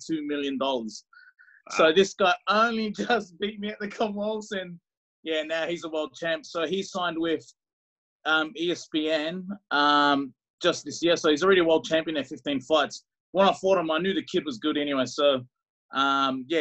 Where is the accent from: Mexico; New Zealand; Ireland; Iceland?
New Zealand; moved away; So I'm from New Zealand with Tongan heritage.